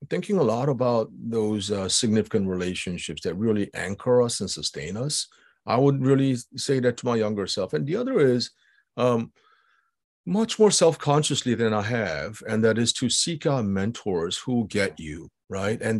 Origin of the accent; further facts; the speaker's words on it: United States; I'm Asian, I'm Korean American